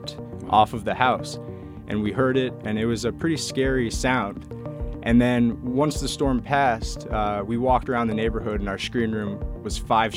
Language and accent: English; Boynton Beach, Florida, United States; also born or lived in Cape Cod, Massachusetts; I grew up in South Florida down in Boynton Beach, and I also lived in Cape Cod, Massachusetts for portions of my childhood